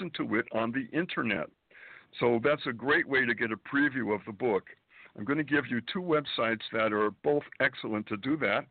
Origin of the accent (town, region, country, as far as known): Springfield, Massachusetts, United States; born or raised there; moved away as an adult; also born or lived in Boston, Massachusetts / Manhattan, New York; now in New York City, United States